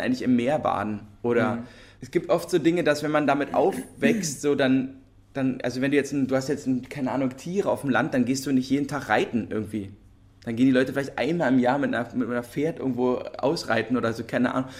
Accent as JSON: {"language": "German", "region": "Berlin", "country": "Germany", "tie": "born or raised there", "said": "wir sind ja Berliner und in, also Berlin geboren und in Berlin aufgewachsen"}